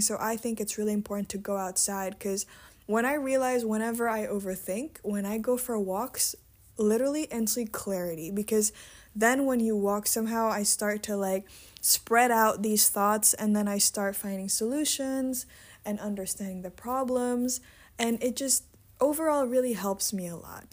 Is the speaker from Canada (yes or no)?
no; Indonesia; now in Netherlands; I was born and raised in Indonesia